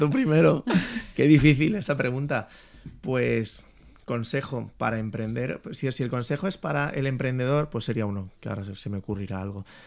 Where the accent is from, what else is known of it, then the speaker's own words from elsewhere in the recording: Valencia, Valencian Community, Spain; Yo, yo soy de Valencia